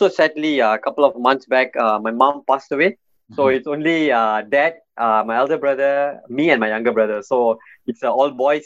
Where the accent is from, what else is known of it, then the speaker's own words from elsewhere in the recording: Malaysia; I grew up in Malaysia.